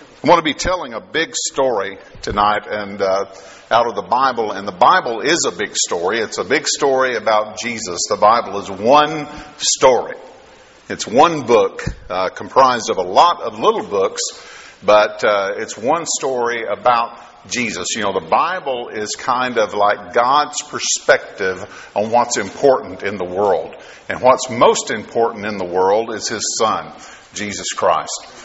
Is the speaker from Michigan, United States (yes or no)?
no; Kentucky, United States; now in Texas, United States; I am from from Texas now, but originally from Kentucky, and so I've been from Kentucky a lot longer than I've been from Texas